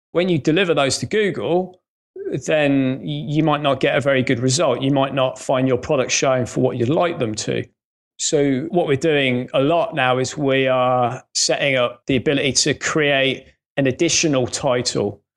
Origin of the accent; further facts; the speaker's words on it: Coventry, West Midlands, United Kingdom; accent: faint Midlands; moved away as an adult; now in Northampton, United Kingdom; I grew up in Coventry